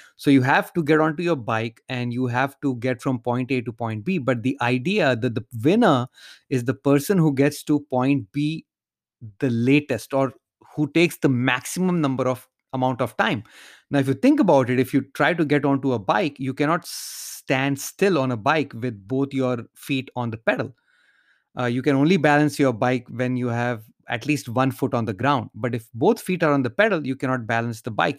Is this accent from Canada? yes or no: no; India; moved away; while growing up in India, I used to live in a large subdivision